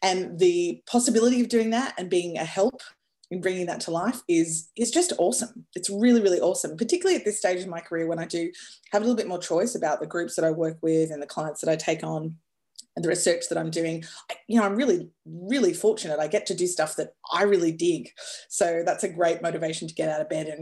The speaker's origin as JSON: {"language": "English", "town": "Darwin", "region": "Northern Territory", "country": "Australia", "tie": "born or raised there", "also_born_or_lived": "New York, United States", "moved": "as an adult", "said": "I grew up in Darwin"}